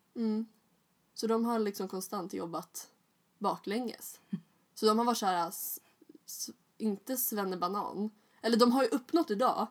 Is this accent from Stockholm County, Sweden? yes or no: yes; Stockholm, Stockholm County, Sweden; jag föddes ju på Östermalm